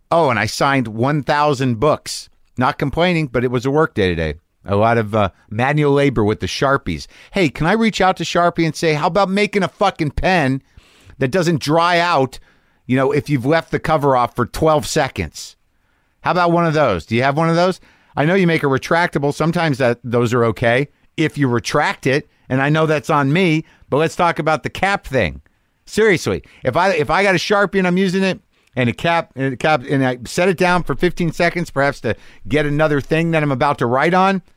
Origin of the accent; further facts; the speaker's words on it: United States; as an American person